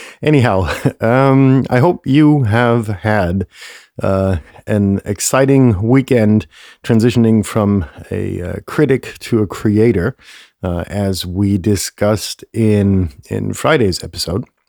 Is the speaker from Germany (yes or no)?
yes; Germany; moved away; close to my hometown